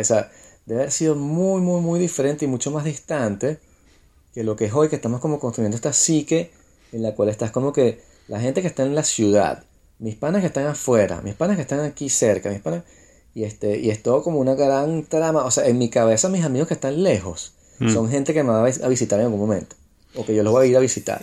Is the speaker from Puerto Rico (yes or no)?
no; Venezuela; moved away; como soy venezolano